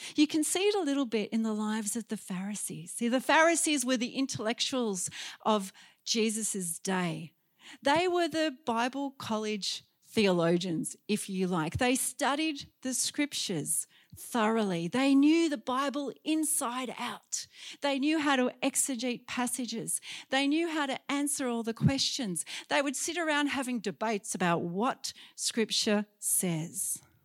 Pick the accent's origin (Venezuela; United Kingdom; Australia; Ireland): Australia; Sydney, New South Wales; in Sydney, in my hometown